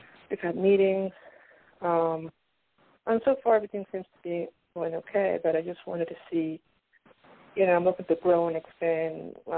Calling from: Pennsylvania, United States; I'm calling from Pennsylvania.

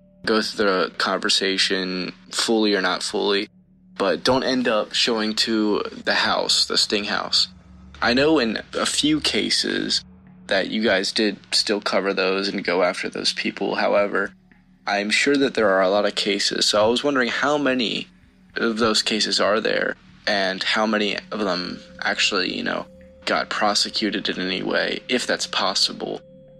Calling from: Virginia, United States; I'm from Virginia.

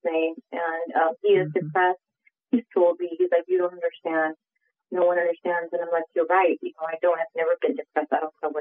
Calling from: Central Valley, California, United States; I'm calling from California

